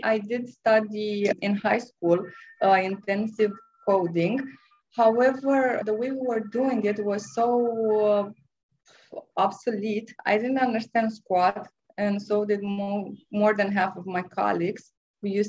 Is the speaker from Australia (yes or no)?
no; Romania; I'm from Romania.